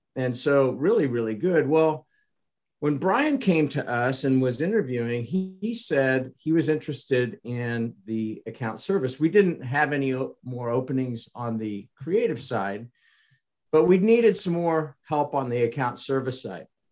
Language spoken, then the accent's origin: English; Kansas, United States; I was from Kansas